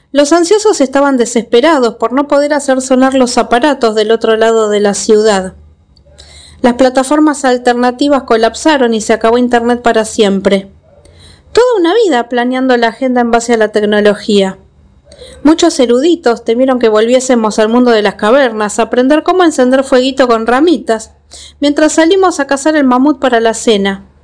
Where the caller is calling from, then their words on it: Argentina; Hola Gaby … de Argentina